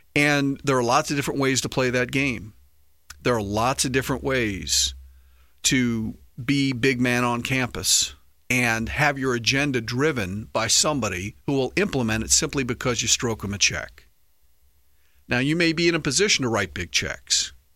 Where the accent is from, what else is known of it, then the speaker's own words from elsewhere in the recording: United States; as American patriots